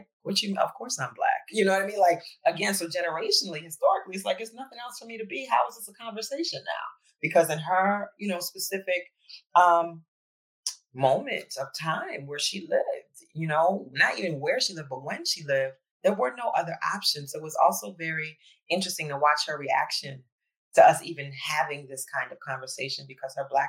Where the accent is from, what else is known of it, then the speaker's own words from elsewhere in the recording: New Orleans, Louisiana, United States; also born or lived in Ghana (family ancestry); now in Philadelphia, United States; I was raised in New Orleans.